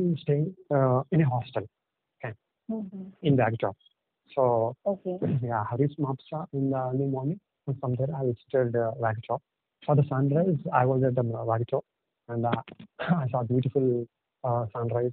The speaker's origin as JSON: {"language": "English", "town": "Visakhapatnam", "region": "Andhra Pradesh", "country": "India", "first_language": "Telugu", "second_language": "English", "said": "I'm from Vizag. I mean, it's in the east coast of India."}